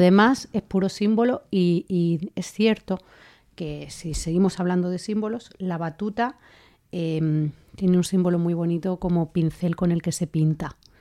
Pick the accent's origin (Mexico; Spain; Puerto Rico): Spain; Linares, Andalusia; now in Madrid, Spain; Jienense y debo de decir que linarense, de Linares